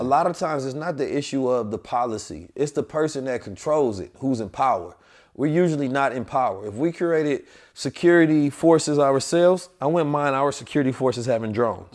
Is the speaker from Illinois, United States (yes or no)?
no; St. Louis, Missouri, United States; also born or lived in Oakland; I'm Saint Louis and Oakland, so I got that revolutionary spirit too, not just the country